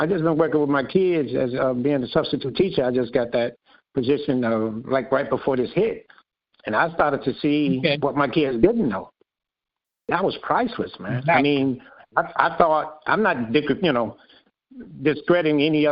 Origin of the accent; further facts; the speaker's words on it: Chicago, Illinois, United States; I'm from Ivy Wells Projects